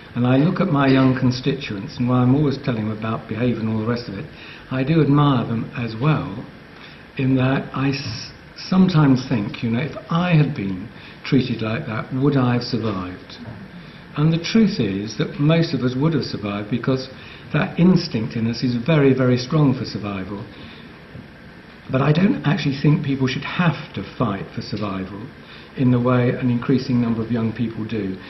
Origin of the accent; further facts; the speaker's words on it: England, United Kingdom; I love being English